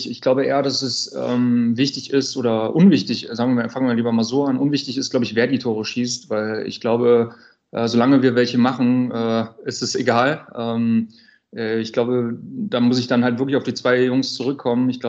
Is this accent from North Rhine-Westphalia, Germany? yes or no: yes; North Rhine-Westphalia, Germany; ich komme halt aus NRW. Ich war sehr glücklich darüber, dass wir oft in NRW gespielt haben dieses Jahr.